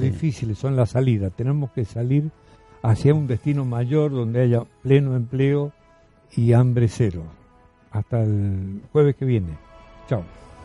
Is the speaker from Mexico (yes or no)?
no; Argentina; como argentino.